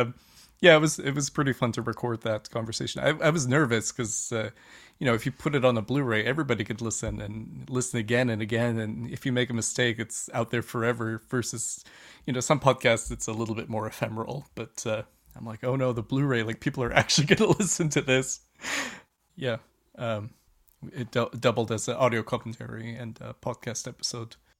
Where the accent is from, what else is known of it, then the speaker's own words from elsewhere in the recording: Canada; lived in Canada most of my life